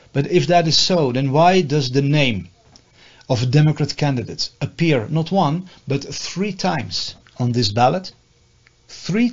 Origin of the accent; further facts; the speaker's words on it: Netherlands; moved away as an adult; now in United States; I'm from the Netherlands